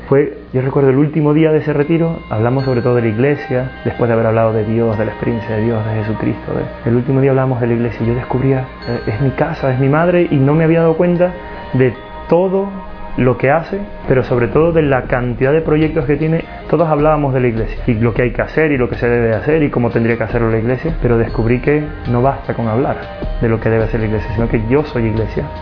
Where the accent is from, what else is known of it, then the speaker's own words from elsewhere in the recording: Ecuador; moved away; also born or lived in Spain; Soy natural de Ecuador